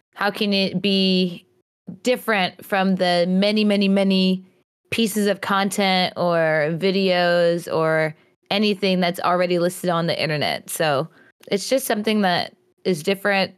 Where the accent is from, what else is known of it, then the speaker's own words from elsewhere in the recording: New York, United States; now in North Carolina, United States; I was born in North Carolina and I was actually raised in New York, um, and then we ended up moving back to the South, to North Carolina